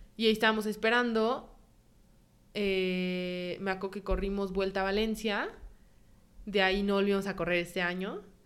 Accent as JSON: {"language": "Spanish", "country": "Mexico", "also_born_or_lived": "San Sebastián, Spain", "moved": "as an adult", "said": "soy mexicana"}